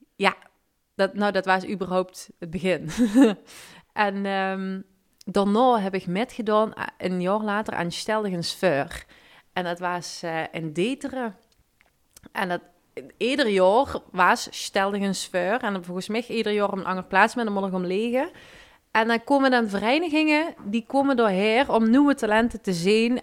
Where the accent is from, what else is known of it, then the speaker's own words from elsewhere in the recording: Limburg, Netherlands; accent: Limburgish; mijn Limburgse accent